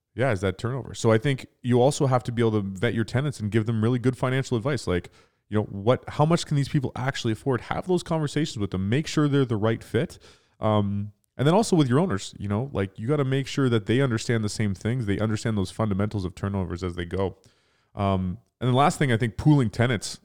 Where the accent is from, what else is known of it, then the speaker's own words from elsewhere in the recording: Toronto, Ontario, Canada; we're from Toronto